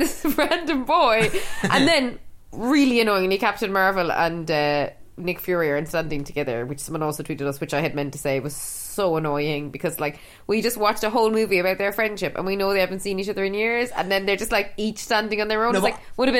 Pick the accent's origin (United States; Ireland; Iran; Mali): Ireland; Cork, Munster; we're both from Cork and people in Cork speak really quickly, and we do as well